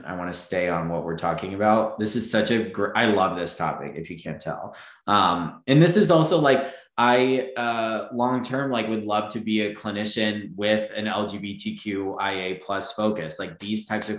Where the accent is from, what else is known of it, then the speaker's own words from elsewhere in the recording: Florida, United States; also born or lived in Texas; I grew up in Florida too. Yeah. I grew up in Florida and Texas.